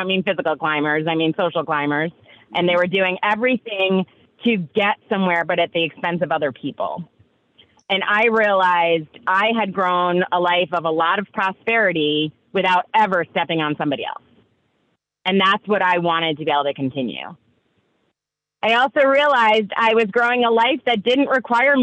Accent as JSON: {"language": "English", "region": "New York", "country": "United States", "said": "I'm from New York"}